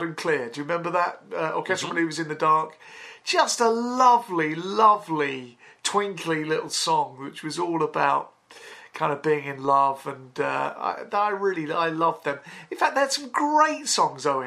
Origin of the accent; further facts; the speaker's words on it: London, United Kingdom; growing up in Northwest London, we're all quite fairly affluent